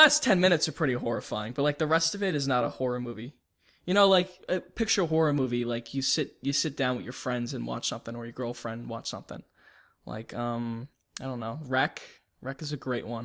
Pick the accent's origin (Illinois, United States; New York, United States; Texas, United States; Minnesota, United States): New York, United States; I grew up in New York and Queens